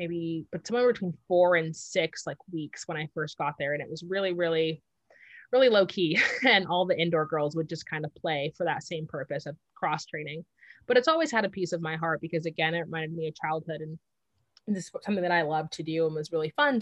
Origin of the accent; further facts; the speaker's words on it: Southern California, United States; also born or lived in Washington; I grew up in Southern California, so it's a very popular sport here